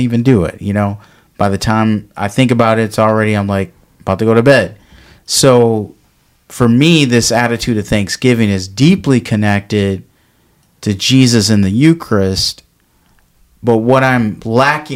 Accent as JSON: {"language": "English", "town": "Detroit", "region": "Michigan", "country": "United States", "said": "I'm from Detroit"}